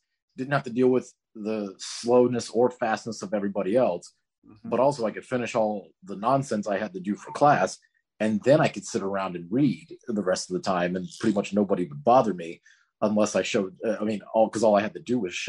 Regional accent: Florida, United States; growing up in Florida

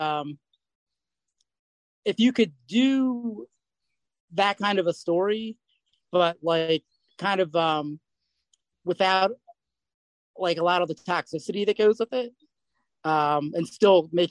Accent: United States; I'm very American.

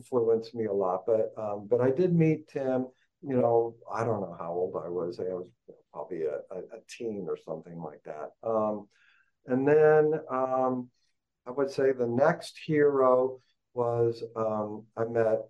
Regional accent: Thousand Oaks, California, United States; I grew up in Thousand Oaks, California. I'm a California boy

